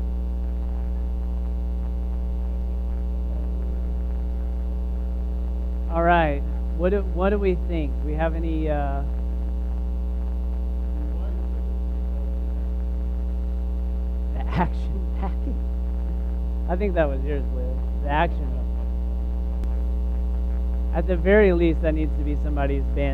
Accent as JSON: {"language": "English", "region": "Texas", "country": "United States", "said": "I am from Texas and come from a Southern Baptist tradition"}